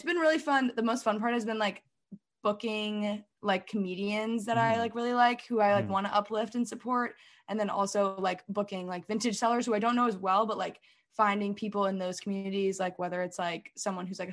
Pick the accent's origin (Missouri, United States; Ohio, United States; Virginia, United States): Virginia, United States; Alexandria; moved away as an adult; also born or lived in Washington, D.C. / Berkeley, California; I grew up in Old Town Alexandria, which is like the really cute historic part of Alexandria